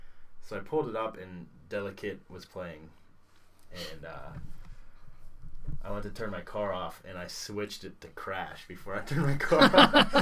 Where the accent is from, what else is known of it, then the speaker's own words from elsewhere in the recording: Atlanta, Georgia, United States; The Donald Glover, my hometown Atlanta, baba.